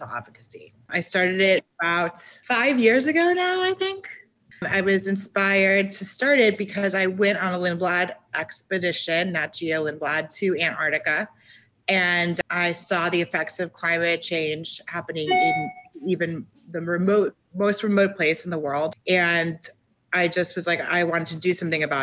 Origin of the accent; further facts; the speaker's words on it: Miami Beach, Florida, United States; moved away as an adult; also born or lived in New York City; Born and raised in Miami Beach.